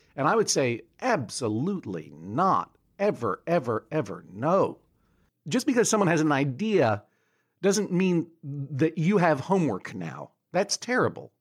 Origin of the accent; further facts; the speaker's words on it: New England, United States; I'm from New England